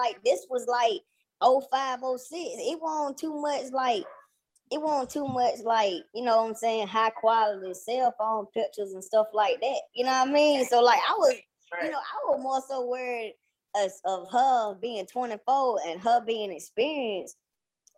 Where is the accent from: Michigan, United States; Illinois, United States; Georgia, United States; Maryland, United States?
Georgia, United States; Douglasville; I'm coming from Douglasville, Georgia